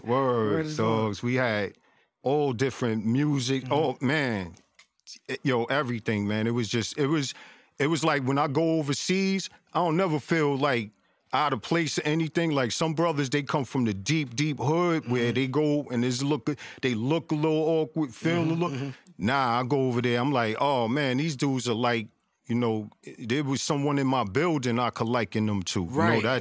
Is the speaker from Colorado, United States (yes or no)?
no; New York City, New York, United States; growing up in Flushing, man, I loved it because I didn't know nothing else.